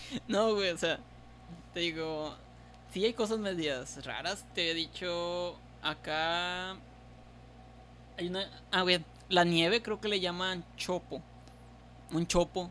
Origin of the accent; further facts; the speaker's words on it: Tampico, Tamaulipas, Mexico; Nosotros, los de los de allá, Tampico